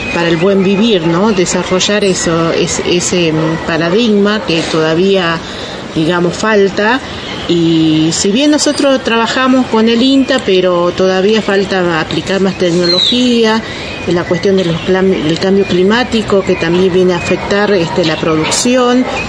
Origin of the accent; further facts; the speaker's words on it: Tolombón, Tucumán, Argentina; soy de la comunidad indígena Pueblo de Tolombón, de la nación de Aguita, de la provincia de Tucumán.